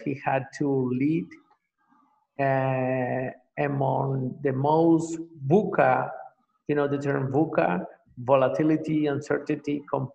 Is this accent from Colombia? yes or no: yes; Colombia; moved away as an adult; also born or lived in Venezuela / Mexico; now in Paraguay; I am from Colombia. I have lived in several countries, and since 2009, I live in Paraguay.